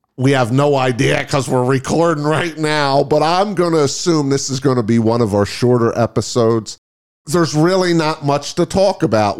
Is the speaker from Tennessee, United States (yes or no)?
no; New York area, United States; I'm from the New York area